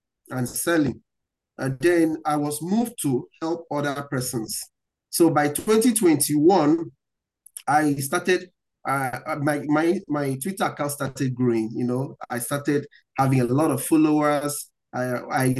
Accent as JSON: {"language": "English", "country": "Nigeria", "said": "From where I'm coming from, I'm coming from Africa, I'm coming from Nigeria."}